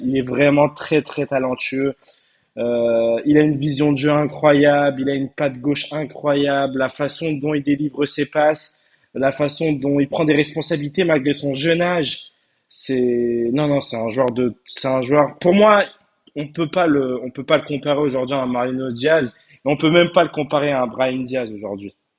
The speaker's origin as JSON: {"language": "French", "country": "Turkey", "said": "je suis turc"}